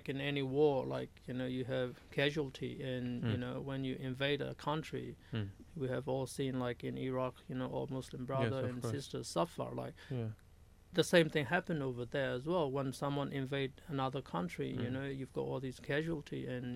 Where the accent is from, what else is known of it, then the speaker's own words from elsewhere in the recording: Myanmar; now in Sydney, Australia; when we were growing up in Burma